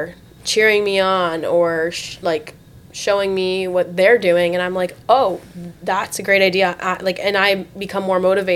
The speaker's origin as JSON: {"language": "English", "region": "South Florida", "country": "United States", "tie": "born or raised there", "also_born_or_lived": "Tampa, Florida", "said": "I grew up here in South Florida"}